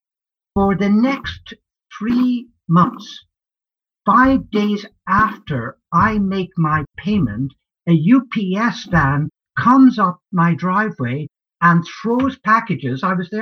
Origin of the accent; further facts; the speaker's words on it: Ireland; now in United States; But I also, I'm an immigrant. I came from Ireland. I arrived in this great country by walking across the Buffalo Bridge. in 1966.